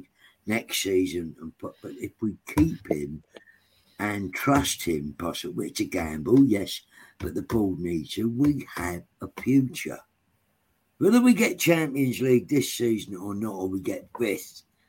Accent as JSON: {"language": "English", "region": "London", "country": "United Kingdom", "tie": "born or raised there", "also_born_or_lived": "Islington", "said": "I was brought up in Tottenham, around Tottenham"}